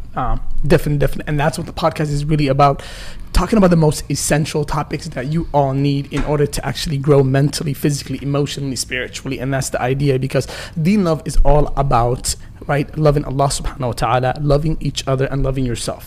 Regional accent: Rochester, United States; I grew up in Rochester, you know, a small city

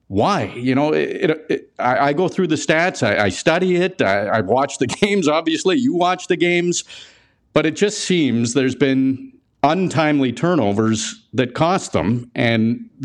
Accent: Saskatchewan, Canada; I'm from Saskatchewan.

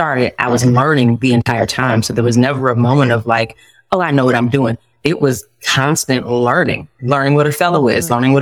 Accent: Detroit, Michigan, United States; moved away as an adult; also born or lived in Florida; now in Columbus, United States; I'm originally from Detroit, Michigan

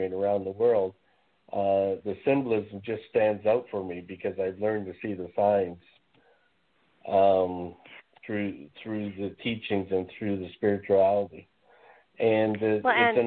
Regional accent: Canada; I'm Canadian

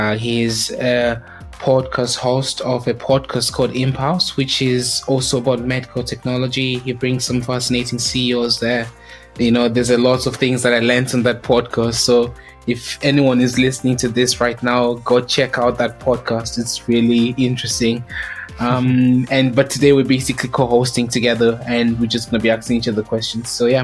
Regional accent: South Africa; also born or lived in Zimbabwe; now in United Kingdom; I'm from Zimbabwe, but I grew up in South Africa, went to school here. I went to university here in the UK, and I've basically been living in the UK for about just more than 6 years

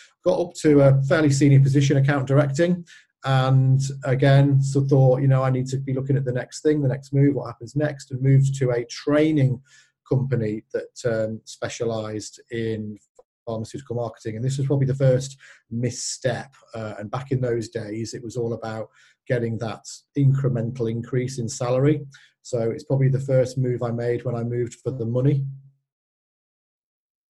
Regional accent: Skelmersdale, North West England, United Kingdom; I actually returned home to my hometown of Skelmersdale in Lancashire

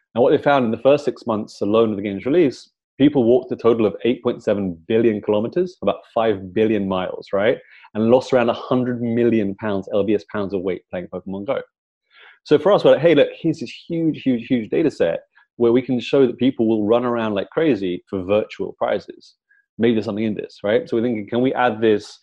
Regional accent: London, United Kingdom; I'm from London

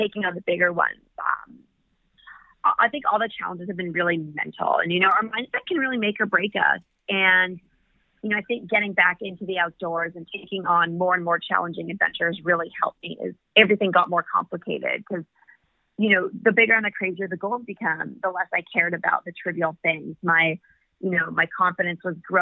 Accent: California, United States; I come from California.

